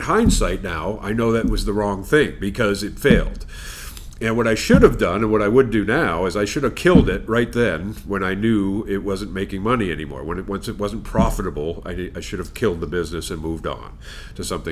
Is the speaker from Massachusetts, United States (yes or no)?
yes; Longmeadow, Massachusetts, United States; I grew up in Longmeadow